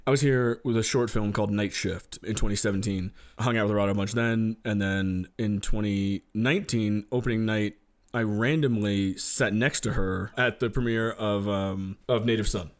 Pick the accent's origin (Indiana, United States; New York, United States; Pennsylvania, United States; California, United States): New York, United States; I'm born and raised in New York.